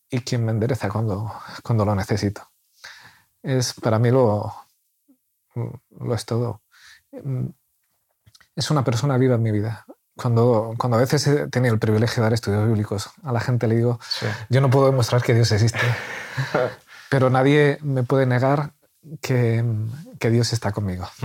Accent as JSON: {"language": "Spanish", "town": "Valladolid", "region": "Castile and León", "country": "Spain", "moved": "yes", "lives_now": "Murcia, Spain", "said": "Nosotros somos de Valladolid"}